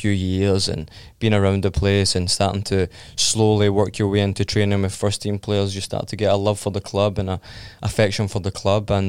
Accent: Scotland, United Kingdom; Well, there, there wasn't many. Um, obviously, I was 10, 9 or 10 when we were in the World Cup.

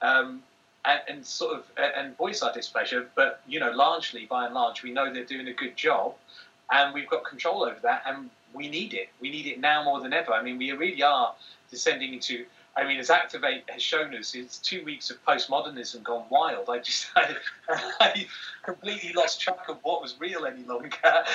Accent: Manchester, North West England, United Kingdom; I come from Manchester

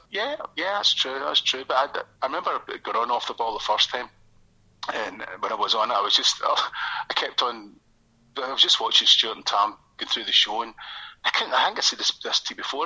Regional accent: Airdrie, Scotland, United Kingdom; now in Coatbridge, United Kingdom; so I grew up in Airdrie, uh, North Lanarkshire, I'm from

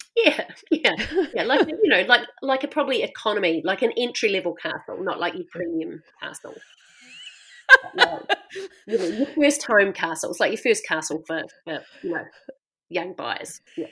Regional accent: Christchurch, Canterbury, New Zealand; moved away as an adult; I grew up in Christchurch in a very white city

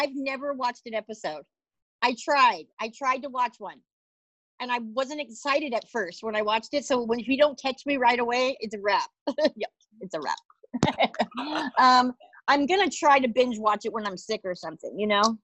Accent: Kansas, United States; moved away; I'm from Kansas

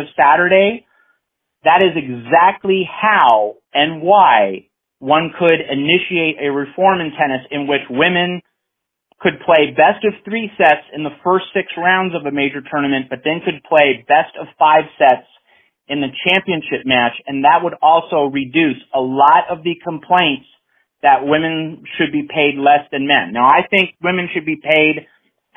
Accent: United States; as an American

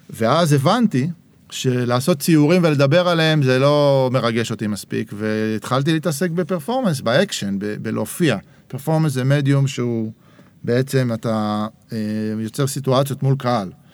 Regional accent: Herzliya, Tel Aviv District, Israel; moved away as an adult; also born or lived in Jerusalem; אבא שלי במקור היה ירושלמי, אחר כך גדלתי בהרצליה

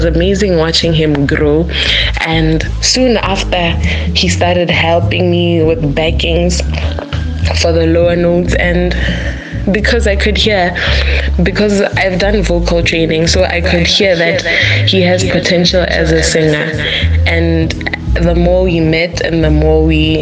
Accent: Botswana; we are from Botswana

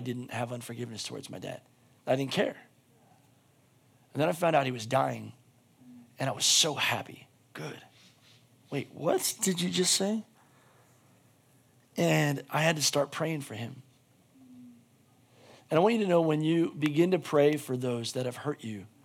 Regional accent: United States; as an American

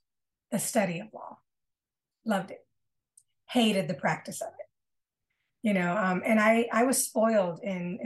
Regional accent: Battle Creek, Michigan, United States; moved away as an adult; also born or lived in Grand Rapids, Michigan; I was moving from my hometown in Battle Creek, Michigan, to a larger city, Grand Rapids, Michigan

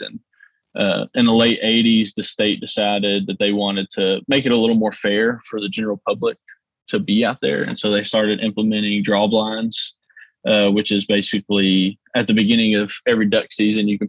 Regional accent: Union City, Tennessee, United States; I was born here in Union City. Lived here my whole life. Grew up just like any other kid here in Union City

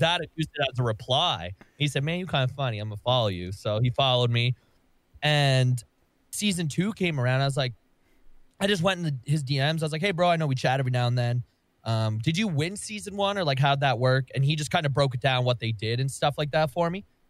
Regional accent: Canada; I'm Canadian

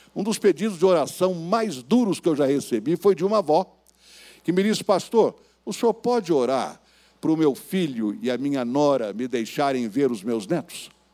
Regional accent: Bauru, São Paulo, Brazil; lá na cidade de Bauru, onde eu nasci e fui criado

